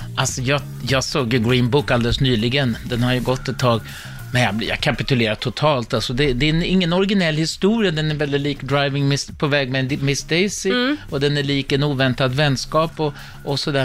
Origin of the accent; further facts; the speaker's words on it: Sweden; vi som är svenskar